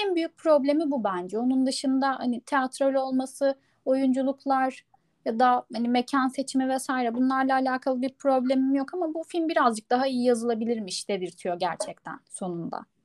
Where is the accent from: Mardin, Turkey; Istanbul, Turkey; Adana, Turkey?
Adana, Turkey; moved away; Ben hakikaten bu festivalin içinde büyüdüm.